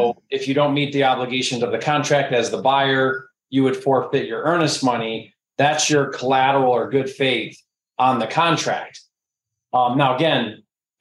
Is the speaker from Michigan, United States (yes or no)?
yes; Detroit, Michigan, United States; I'm from Detroit